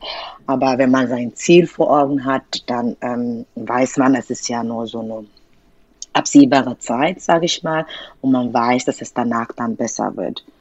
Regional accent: Nigeria; German is a second language; moved away as an adult; now in Germany; ich komme aus Nigeria und da spricht man, also Ansprache ist ja Englisch.

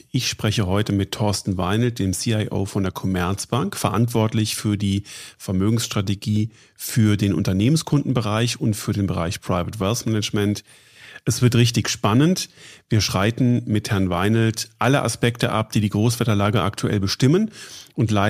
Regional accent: Munich, Bavaria, Germany; bin ich äh, in München zu Hause und arbeite hier. Ähm, als Münchner kennt man Sie

